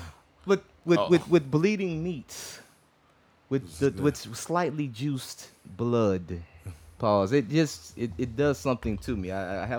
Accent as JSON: {"language": "English", "town": "Houston", "region": "Texas", "country": "United States", "said": "I'm from Fifth Ward. I lived on the edge my whole life."}